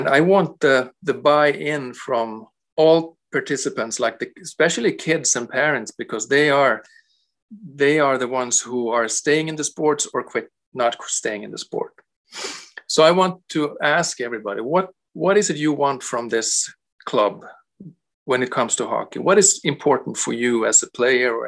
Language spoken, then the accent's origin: English; Sweden; moved away as an adult; also born or lived in Canada; now in Romania; I come from Sweden